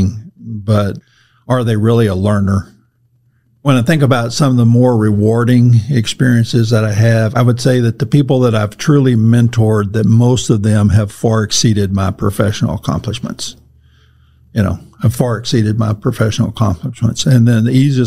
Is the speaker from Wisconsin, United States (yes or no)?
no; Cajun part of the world, Louisiana, United States; I come from the Cajun part of the world.